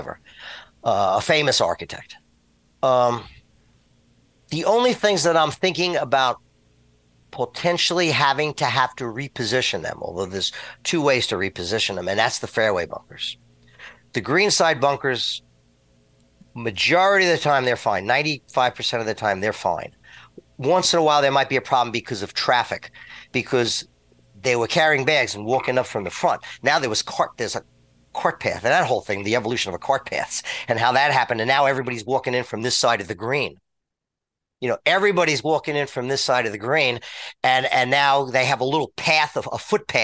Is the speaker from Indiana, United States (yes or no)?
no; New York City, New York, United States; born or raised there; moved away